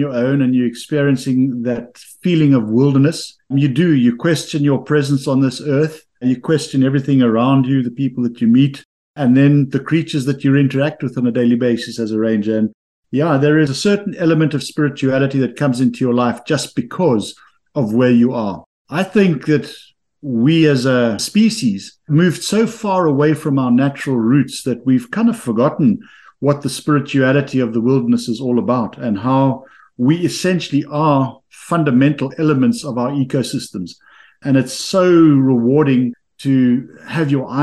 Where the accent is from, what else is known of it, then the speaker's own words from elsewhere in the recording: Cape Town, Western Cape, South Africa; moved away as an adult; also born or lived in KwaZulu-Natal / Kruger National Park; now in United States; I come from the Western Cape. So Cape Town is where I spent my younger years.